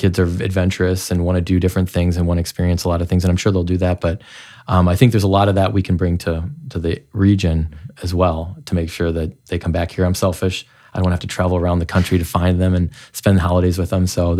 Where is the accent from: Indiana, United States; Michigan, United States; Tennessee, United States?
Indiana, United States; Goshen; also born or lived in Chicago; Well, I grew up here. I grew up in Goshen, and my wife grew up in Toledo, and we both came back here after a college and a stint in Chicago.